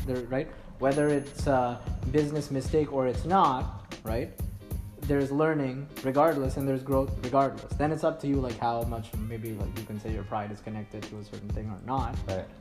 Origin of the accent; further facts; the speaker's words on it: Mumbai, Maharashtra, India; now in Montreal, Canada; I'm originally from Mumbai in India